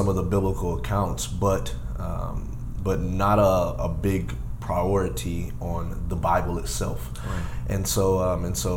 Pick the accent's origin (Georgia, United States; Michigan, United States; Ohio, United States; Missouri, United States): Ohio, United States; Dayton; I was born and raised here in Dayton, Ohio